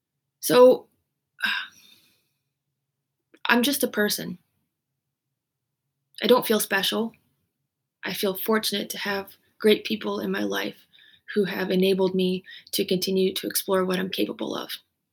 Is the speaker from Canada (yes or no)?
yes; Canada; also born or lived in United States; You could say partly maybe I'm Canadian and I'm American, so maybe that mixture also made me more resilient.